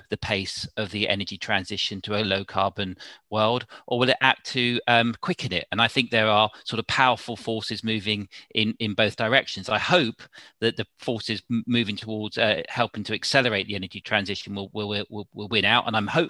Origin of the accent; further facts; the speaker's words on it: South East England, United Kingdom; I sort of moved around. My father's job meant we moved around. But so I had no sort of fixed sort of place in London, but largely in Southern England, different parts of Southern England.